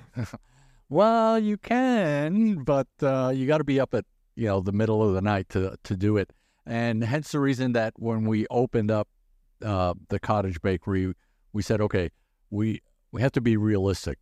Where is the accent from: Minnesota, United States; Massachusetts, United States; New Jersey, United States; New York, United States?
New York, United States; also born or lived in Brazil; now in Omaha, United States; I was born in Brazil, raised in in New York